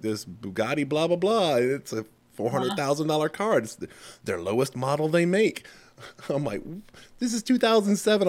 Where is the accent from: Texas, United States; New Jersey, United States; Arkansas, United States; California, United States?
Texas, United States; moved away as an adult; also born or lived in South Carolina / Saratoga Springs, New York; I'm from Texas